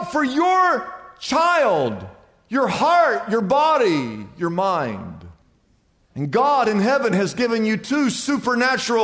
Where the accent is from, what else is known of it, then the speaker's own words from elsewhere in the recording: United States; I grew up in the United States of America